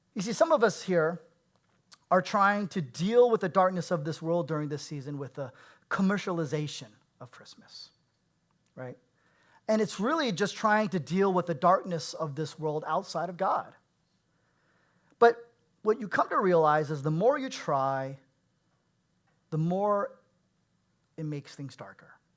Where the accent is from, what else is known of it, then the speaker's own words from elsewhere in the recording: Bay Area, California, United States; I was born and raised in the Bay Area